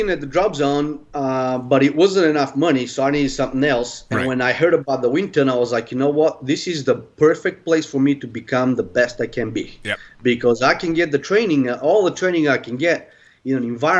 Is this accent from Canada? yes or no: no; Bulgaria; now in United States; I'm from Bulgaria. I'm a skydiver